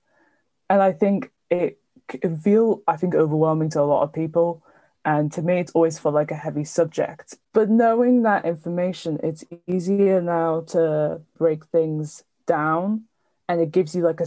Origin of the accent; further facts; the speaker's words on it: Cardiff, Wales, United Kingdom; I'm 19 and I'm from Cardiff.